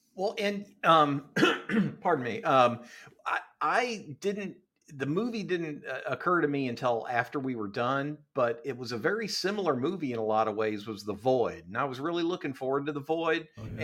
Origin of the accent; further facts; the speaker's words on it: Ohio, United States; my hometown in in uh, Ohio